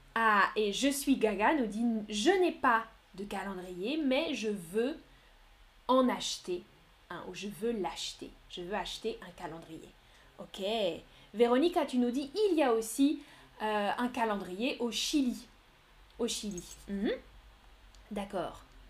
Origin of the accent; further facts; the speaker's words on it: France; also born or lived in Nantes; Moi, je viens de France. Je viens de France et maintenant, j'habite à Nantes, dans l'ouest de la France